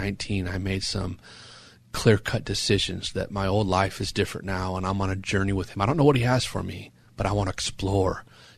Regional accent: San Juan Capistrano, California, United States; also born or lived in Temecula; And I was born and raised in San Juan Capistrano in Orange County.

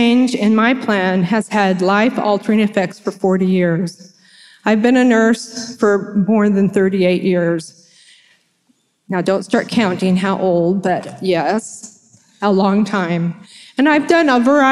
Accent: San Diego, California, United States; moved away as an adult; my hometown of San Diego, California

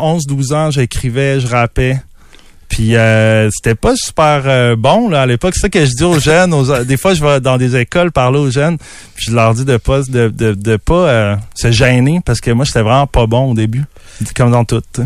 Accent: Quebec City, Quebec, Canada; je suis un gars de Québec. Je suis tout le temps resté à Québec

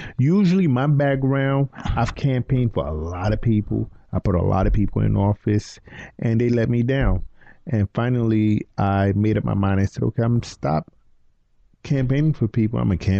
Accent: Brooklyn, New York, United States; also born or lived in Charlotte, North Carolina; I live in Crown Heights, Brooklyn, New York. Born and raised in Brooklyn all my life. Went to college in Charlotte, North Carolina. I stayed out in Charlotte while I was in school. But I decided to come back to Brooklyn.

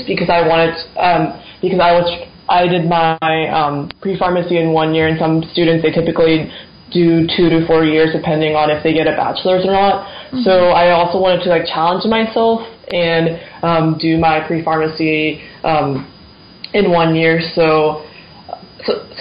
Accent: West Lafayette, Indiana, United States; I'm from West Lafayette, Indiana, where Purdue is located.

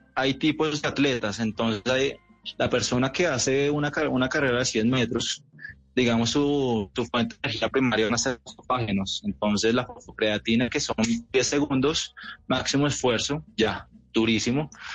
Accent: Colombia; Soy el mejor colombiano de la historia

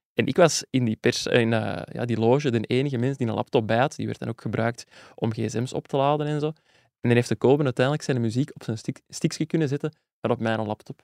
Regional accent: Zwijndrecht, Flanders, Belgium; net als ik afkomstig uit Zwijndrecht, slash Burgt, een deelgemeente.

